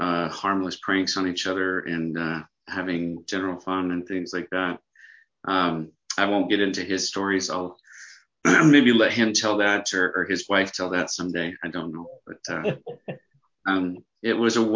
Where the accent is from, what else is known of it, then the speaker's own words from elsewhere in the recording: Mesa, Arizona, United States; now in Holbrook, United States; I grew up in Mesa, Arizona